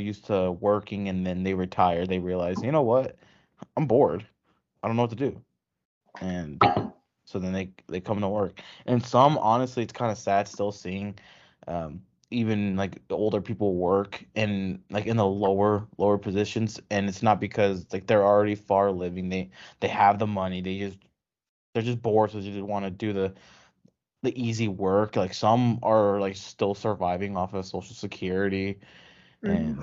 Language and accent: English; western Nebraska, United States; now in Lincoln, United States; I'm like far west Nebraska, like close to Wyoming, west Nebraska